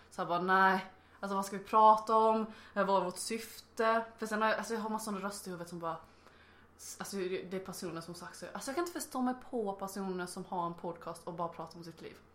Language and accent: Swedish; Blekinge, Sweden; accent: Blekinge dialect; now in Lund, Sweden